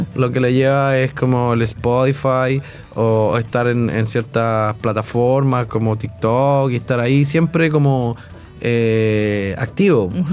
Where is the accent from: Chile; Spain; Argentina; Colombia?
Chile; first language Spanish; somos chilenos y nuestra lengua materna es el español